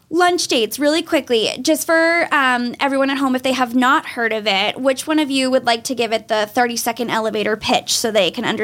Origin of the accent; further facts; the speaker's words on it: Wilmington, Massachusetts, United States; 27. 27. Where are you from, born and raised? Uh, Wilmington, just north of the city.